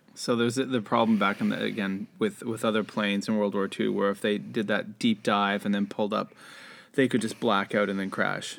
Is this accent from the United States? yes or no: no; Canada; as a kid growing up in Canada